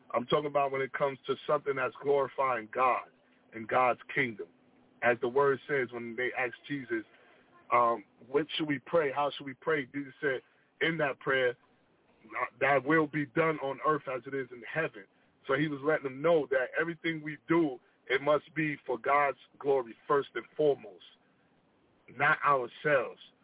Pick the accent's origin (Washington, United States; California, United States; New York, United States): California, United States; Long Beach; I moved back to my hometown of Long Beach